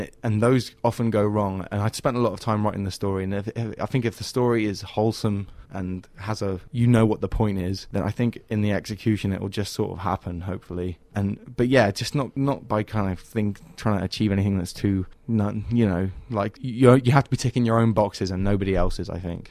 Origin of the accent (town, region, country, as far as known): England, United Kingdom; born or raised there